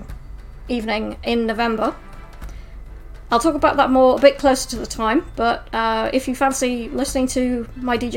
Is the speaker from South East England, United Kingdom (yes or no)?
no; Sheffield, Yorkshire and the Humber, United Kingdom; my hometown of Sheffield